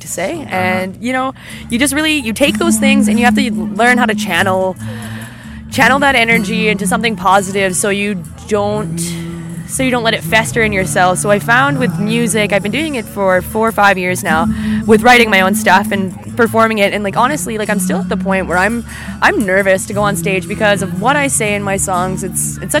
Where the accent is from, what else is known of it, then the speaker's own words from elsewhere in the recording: Saskatoon, Saskatchewan, Canada; also born or lived in Kindersley; I grew up in Saskatoon until I was about 10, and then I did my all of my high school and part of my elementary here, and then now I'm back there in Saskatoon going to university.